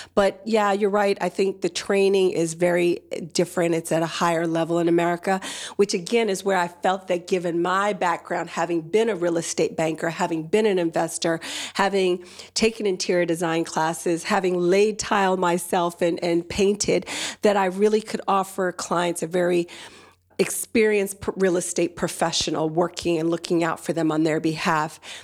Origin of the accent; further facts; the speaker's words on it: New Jersey, United States; accent: soft American; moved away as an adult; also born or lived in Nigeria / Washington, D.C.; now in London, United Kingdom; grew up in the States, in New Jersey, but also lived about ten years in Washington, D C before moving over to London about eight years ago